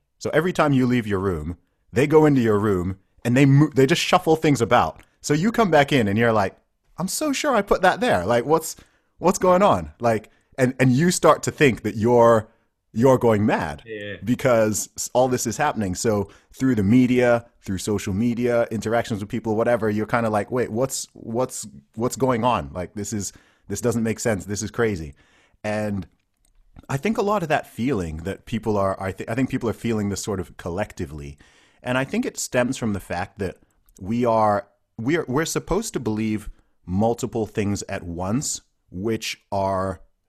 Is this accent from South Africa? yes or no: no; Saudi Arabia; I grew up in Saudi Arabia or whatever.